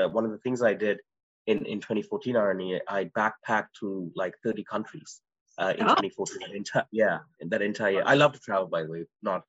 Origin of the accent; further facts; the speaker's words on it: Canada; And especially as Canadian Tamils, all of us on the call, we had a unique vantage point because Canada is already seen as a great destination.